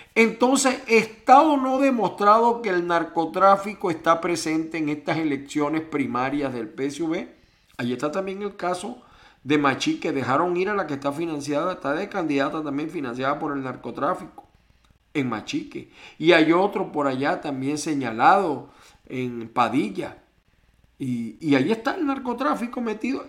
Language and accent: Spanish; Venezuela; now in United States; mi pueblo venezolano